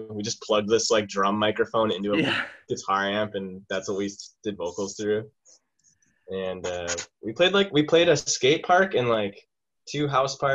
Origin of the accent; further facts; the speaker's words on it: Williams Bay, Wisconsin, United States; from uh, Williams Bay, which no one has ever heard of, but it's where Yerkes Observatory is, and it's like in the Lake Geneva